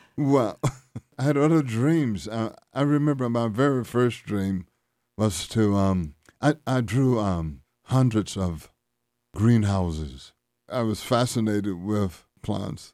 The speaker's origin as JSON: {"language": "English", "region": "Louisiana", "country": "United States", "tie": "born or raised there", "said": "growing up in Louisiana."}